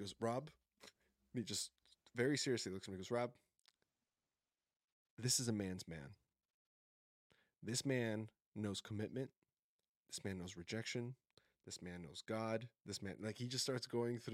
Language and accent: English; Nebraska, United States; also born or lived in Colombia; now in Portland, United States; I'm some kid from Nebraska